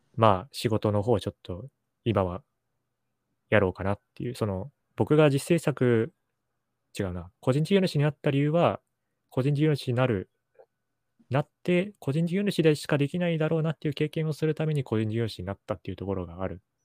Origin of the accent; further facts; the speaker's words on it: Sapporo, Hokkaido, Japan; now in Tokyo, Japan; 札幌っていうところで育ってたんで